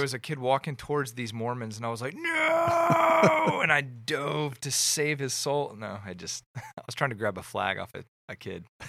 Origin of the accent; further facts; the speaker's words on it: Atlanta, Georgia, United States; moved away as an adult; also born or lived in California; I grew up in Atlanta, and I moved to California after college